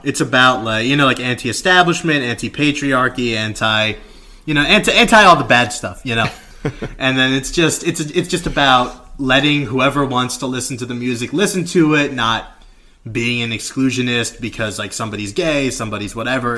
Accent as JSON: {"language": "English", "country": "Philippines", "said": "I'm Filipino"}